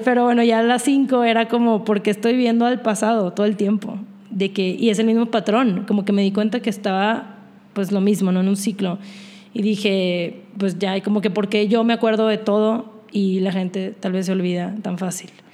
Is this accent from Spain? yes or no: no; Monterrey, Nuevo León, Mexico; soy de Monterrey.